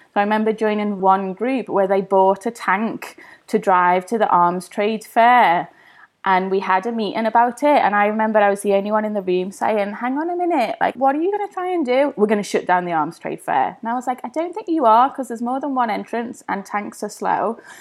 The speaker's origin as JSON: {"language": "English", "town": "Liverpool", "region": "North West England", "country": "United Kingdom", "tie": "born or raised there", "moved": "yes", "lives_now": "London, United Kingdom", "said": "growing up in Everton with the hustle and bustle"}